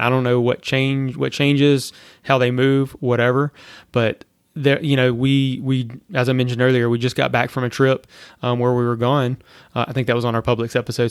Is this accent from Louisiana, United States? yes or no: yes; Louisiana, United States; now in Florida, United States; I'm from Louisiana